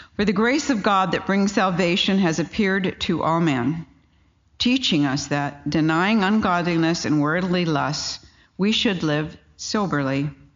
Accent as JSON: {"language": "English", "region": "California", "country": "United States", "said": "I come from California"}